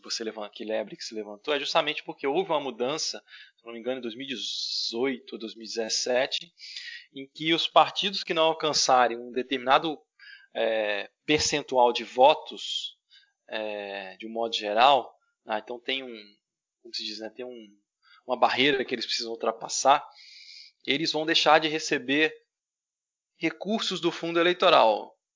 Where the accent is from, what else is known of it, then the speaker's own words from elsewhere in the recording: Brazil; nós brasileiros